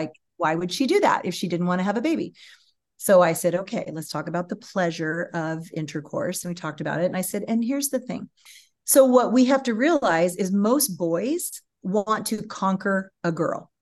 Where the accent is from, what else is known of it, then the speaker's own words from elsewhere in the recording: California, United States; moved away as an adult; also born or lived in Austin, Texas; I was from California